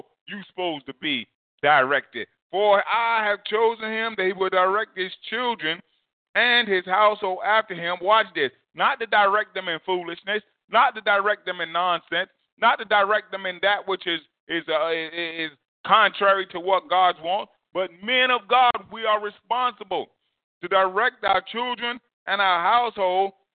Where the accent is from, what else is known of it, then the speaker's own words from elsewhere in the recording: New Jersey, United States; growing up in New Jersey